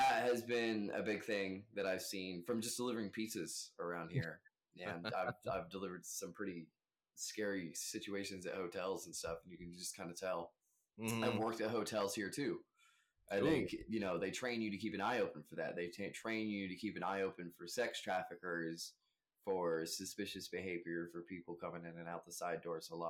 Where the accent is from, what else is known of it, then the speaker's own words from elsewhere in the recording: Amarillo, Texas, United States; I live in Amarillo, born and raised